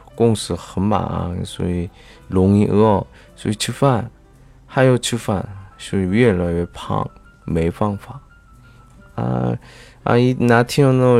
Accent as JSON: {"language": "Chinese", "country": "South Korea", "second_language": "Chinese", "moved": "yes", "said": "我是来自韩国的外教"}